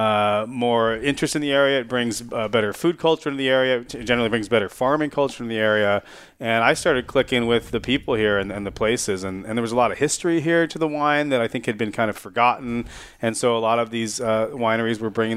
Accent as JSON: {"language": "English", "town": "San Jose", "region": "California", "country": "United States", "tie": "born or raised there", "moved": "yes", "lives_now": "Santa Barbara, United States", "said": "I grew up in San Jose. I'm a fifth generation San Josean"}